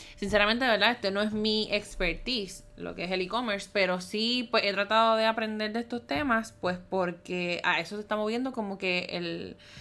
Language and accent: Spanish; Puerto Rico; soy de Puerto Rico